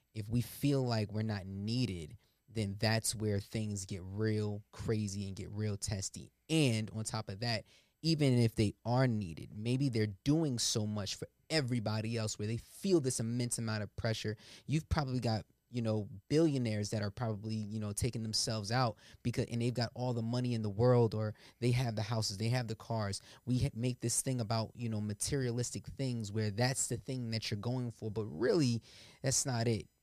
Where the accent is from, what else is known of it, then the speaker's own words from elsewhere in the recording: Willingboro, New Jersey, United States; I grew up in Willingboro